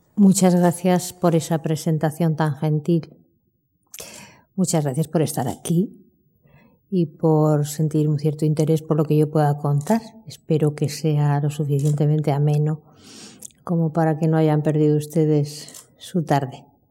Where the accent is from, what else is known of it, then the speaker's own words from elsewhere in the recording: Buenos Aires, Argentina; now in Spain; nací en Buenos Aires